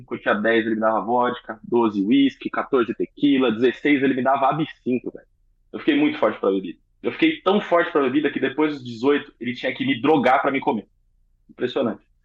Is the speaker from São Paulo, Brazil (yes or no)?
yes; São Paulo, Brazil; Sou de São Paulo.